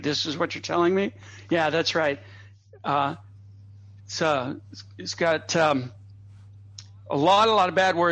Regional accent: United States; I grew up in America in the 1960s

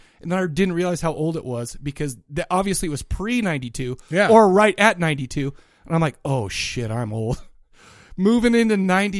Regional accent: Farmington, United States; We grew up in Farmington, and you know the angst and the anger that comes from growing up in such a terrible part of town.

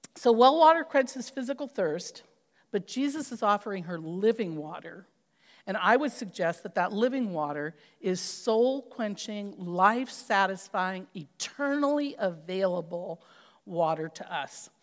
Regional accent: California, United States; I grew up in California

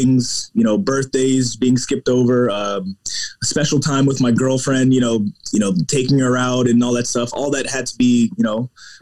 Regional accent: New York City, New York, United States; I was born in Brooklyn

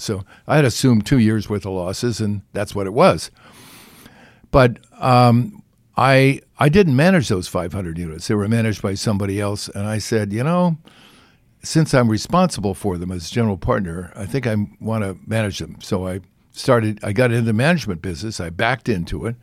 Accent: California, United States; I'm from California

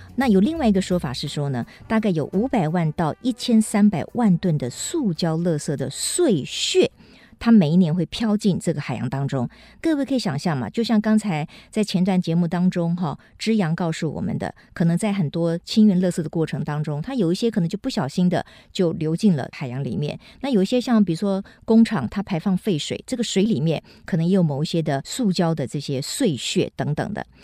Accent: Kaohsiung, Taiwan; 因为我来自高雄

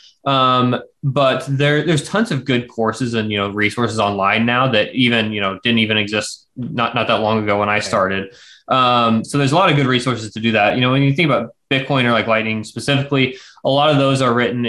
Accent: McPherson, Kansas, United States; I grew up around here in Central Kansas, McPherson specifically.

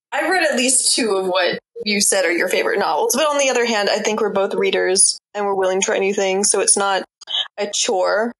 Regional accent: Mississippi, United States; now in Durham, United States; my hometown Mississippi

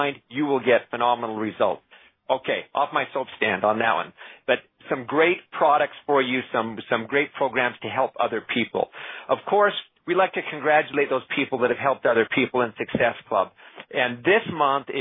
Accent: Canada; I'm Canadian

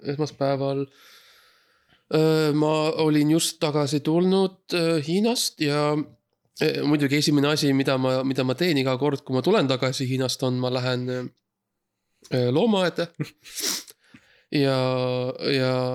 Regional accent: Estonia; ma olen ainukene eestlane

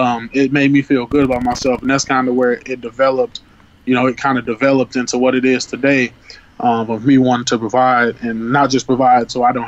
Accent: St. Louis, Missouri, United States; growing up in St. Louis

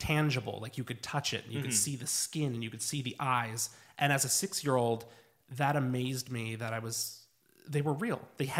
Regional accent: Lancaster, Pennsylvania, United States; I grew up in Lancaster, Pennsylvania.

